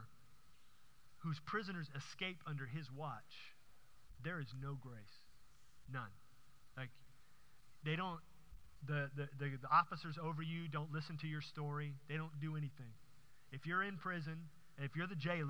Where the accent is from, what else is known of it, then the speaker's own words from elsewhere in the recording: Houston, Texas, United States; growing up in Houston